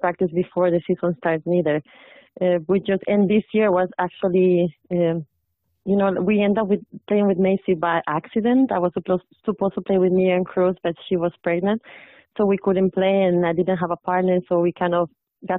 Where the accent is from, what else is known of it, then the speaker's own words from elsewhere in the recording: El Salvador; moved away as an adult; also born or lived in South Carolina, United States; now in Connecticut, United States; I'm originally from El Salvador. I grew up there